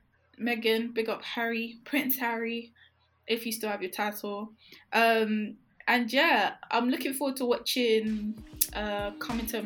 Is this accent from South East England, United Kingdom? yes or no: yes; Kent, South East England, United Kingdom; also born or lived in Zimbabwe; I grew up in Kent, innit, so I was around a lot of like Caucasian people.